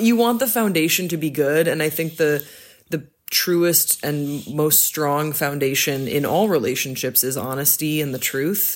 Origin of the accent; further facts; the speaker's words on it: Belgium; moved away; I grew up in Belgium